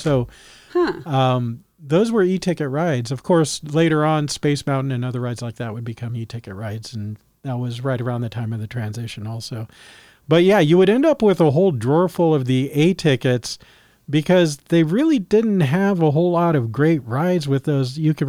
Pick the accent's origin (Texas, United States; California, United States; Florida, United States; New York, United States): California, United States; Of course, growing up in Christian schools, private schools in California, there was Christian School Day.